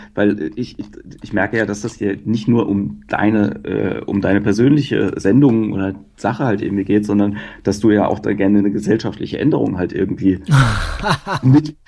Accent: Mannheim, Baden-Württemberg, Germany; moved away; also born or lived in Ruhr area; ich bin aus Mannheim, aber ich habe eine Zeit lang im Pott gewohnt

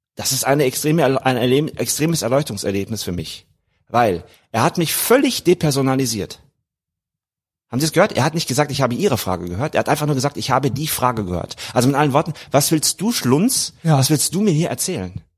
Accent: Germany; moved away; ich war Deutscher.

